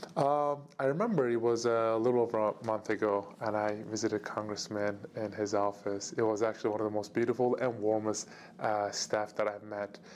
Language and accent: English; Turkey; moved away; my home country, Turkey